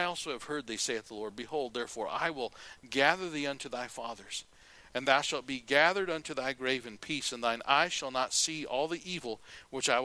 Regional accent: United States; I'm American

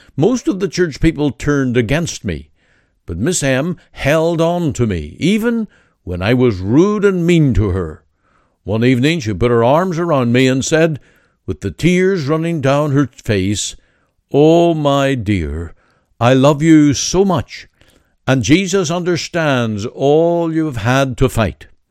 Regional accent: Canada

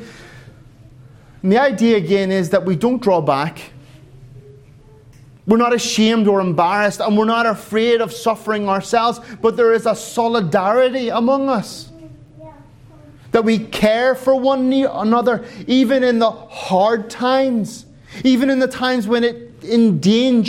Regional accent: Ireland; now in Finland; I'm an Irishman

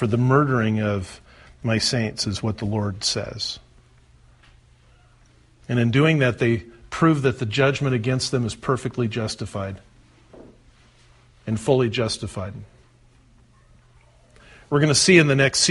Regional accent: the California coast, United States; I grew up on the California coast where the North American plate meets the Pacific plate

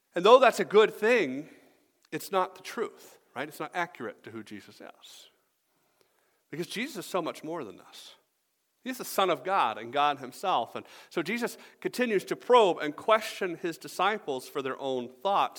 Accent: Atlanta, Georgia, United States; moved away as an adult; also born or lived in Greenville, South Carolina; now in Michigan, United States; I grew up in Atlanta.

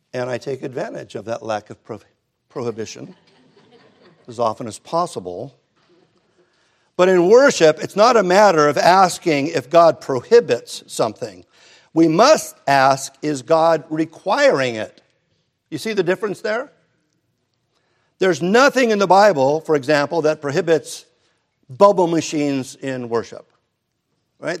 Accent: Hermosa Beach, California, United States; growing up in Hermosa Beach

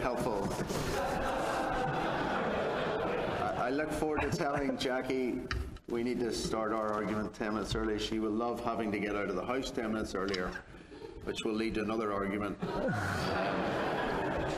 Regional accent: Belfast, Northern Ireland, United Kingdom; I'm from Belfast, Northern Ireland, so hence the accent.

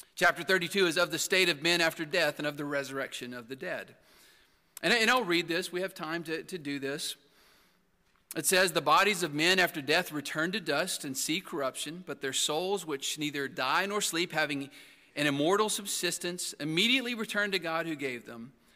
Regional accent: Texas, United States; where I grew up in Texas

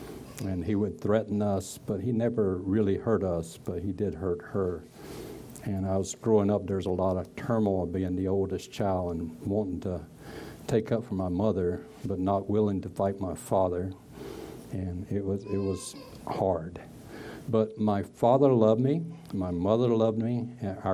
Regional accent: Broadway, North Carolina, United States; I was born in North Carolina, Broadway, North Carolina, in 1950, May 10th

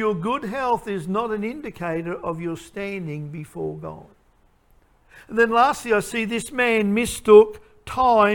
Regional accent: Queensland, Australia; I'm from Queensland.

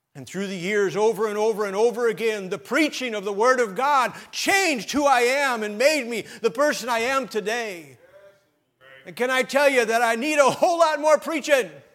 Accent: Sheboygan, Wisconsin, United States; as a boy growing up in Sheboygan, Wisconsin

